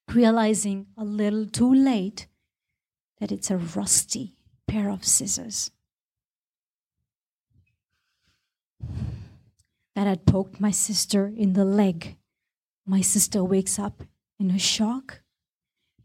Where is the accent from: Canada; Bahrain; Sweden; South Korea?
Bahrain; when I was growing up in Bahrain